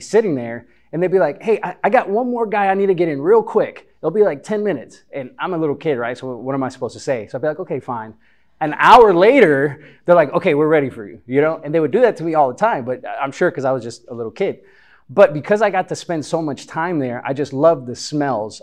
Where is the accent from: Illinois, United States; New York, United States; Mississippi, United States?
Illinois, United States; Chicago; moved away as an adult; also born or lived in Honduras; now in Texas, United States; growing up in Chicago, there's a barbershop pretty much on every corner, at least where I lived